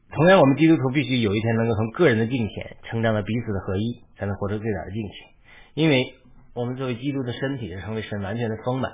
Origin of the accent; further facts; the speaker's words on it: China; moved away; 我是个中国人，但却来到西方